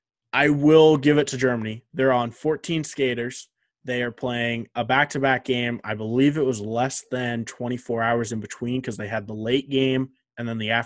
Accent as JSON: {"language": "English", "country": "Canada", "said": "it was frustrating as a Canadian fan"}